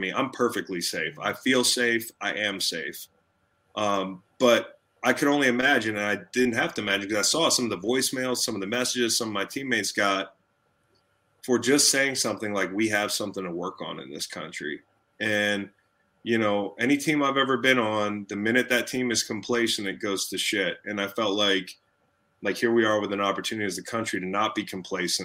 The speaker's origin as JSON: {"language": "English", "town": "Charlottesville", "region": "Virginia", "country": "United States", "tie": "born or raised there", "said": "in my hometown"}